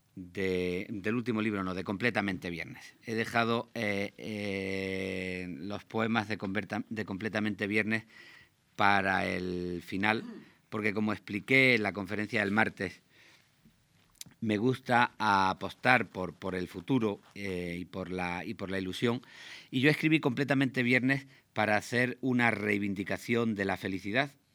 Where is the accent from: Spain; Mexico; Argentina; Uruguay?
Spain; Granada, Andalusia; yo nací en Granada al final de los años 50. Al lado de la casa de mis padres